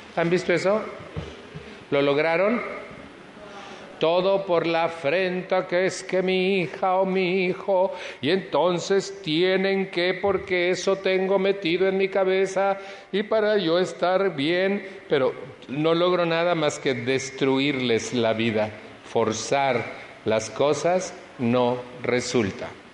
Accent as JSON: {"language": "Spanish", "country": "Mexico", "moved": "yes"}